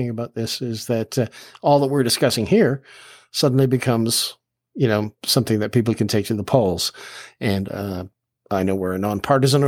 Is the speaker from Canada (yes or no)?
yes; Canada; As far as our Canadian heritage goes